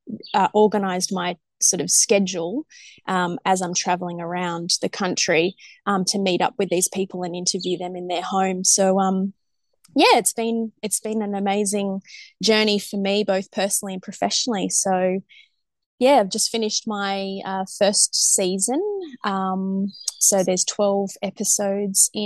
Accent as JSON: {"language": "English", "town": "Sydney", "region": "New South Wales", "country": "Australia", "said": "we're normally from Sydney"}